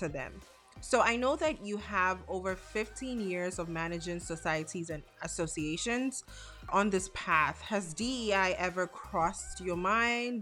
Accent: Ghana; now in United States; I'm a young Black girl born and raised in Ghana, West Africa, with a degree in plastics engineering

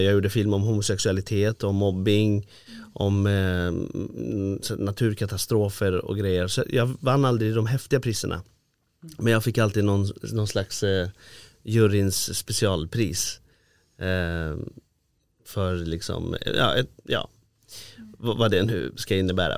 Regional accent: Iran; now in Sweden; jag är ju från Iran från början då

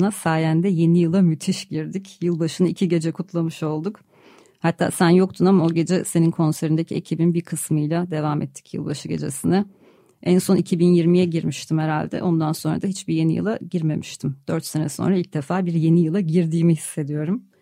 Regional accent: Adana, Turkey; moved away; doğup büyüdüğüm yer Adana.

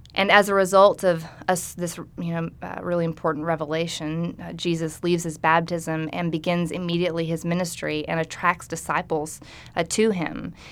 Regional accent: Arkansas, United States; I'm from Arkansas

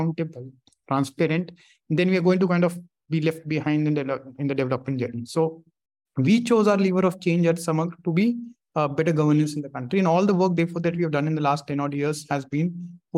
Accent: Delhi, India; growing up in Delhi

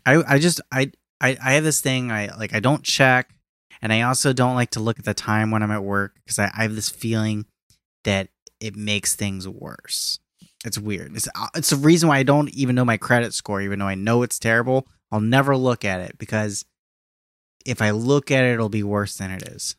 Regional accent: Philippines; me for being Filipino

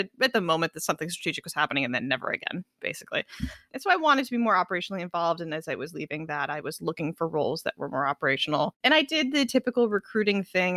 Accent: Los Angeles, California, United States; I grew up in Los Angeles

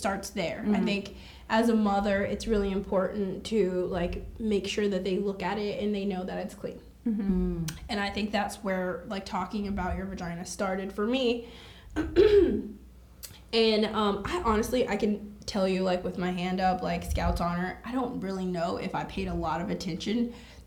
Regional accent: Texas, United States; I'm from Texas

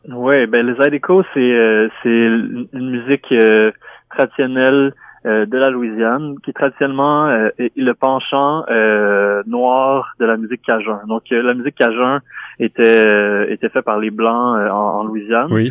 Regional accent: Quebec, Canada; on vient du Québec

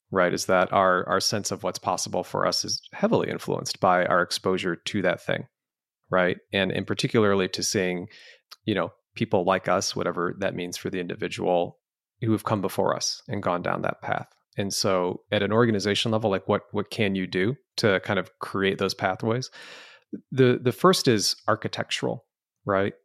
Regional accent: Canton, Michigan, United States; also born or lived in Lafayette, Colorado; family was just such a rich part of growing up in Southeast Michigan

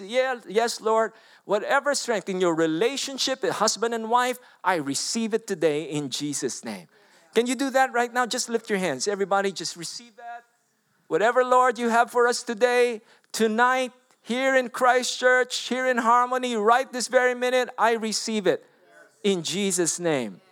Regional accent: Philippines; English is a second language; moved away; I'm a Filipino. I don't know even to speak English.

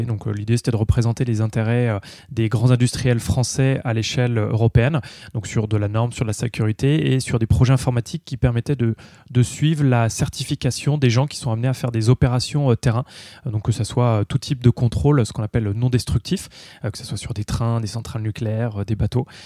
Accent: Vosges, Grand Est, France; je suis originaire euh, de l'Est, je suis vosgien d'origine

